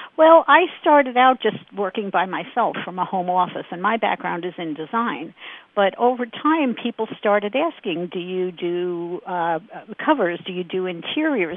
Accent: Brooklyn, New York, United States; moved away as an adult; now in Phoenix, United States; We grew up in Brooklyn

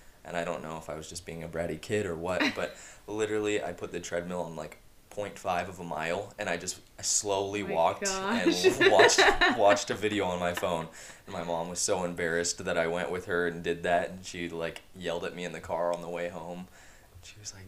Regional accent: Yakima, Washington, United States; I was born and raised in Yakima, Washington.

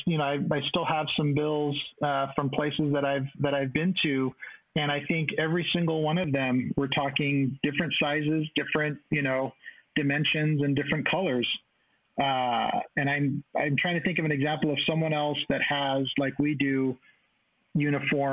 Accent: Texas, United States; moved away as an adult; my home state of Texas

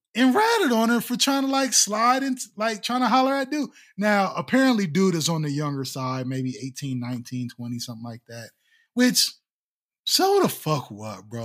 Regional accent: Ohio, United States; I'm from Ohio

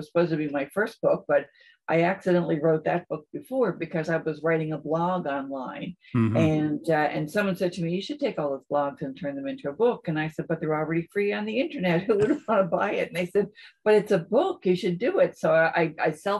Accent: St. John's, Newfoundland and Labrador, Canada; also born or lived in Edmonton; I was born in St. John's, raised in St. John's, pretty much stayed here.

